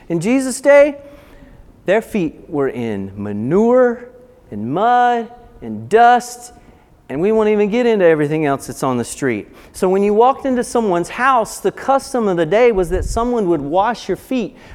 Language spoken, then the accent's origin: English; Appalachia, United States; Now, I, like I said earlier, I grew up in the Appalachian Mountains